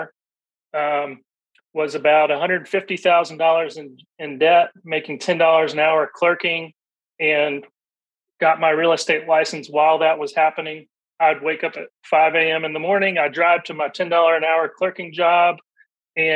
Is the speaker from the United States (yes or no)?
yes; Middle Tennessee, United States; I grew up here in Middle Tennessee